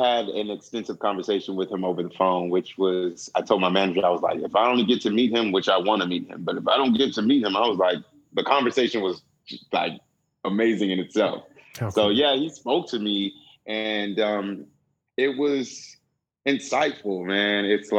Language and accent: English; West Coast, United States; because one, I grew up on the West Coast. So by slang, I'm already removed from that slang.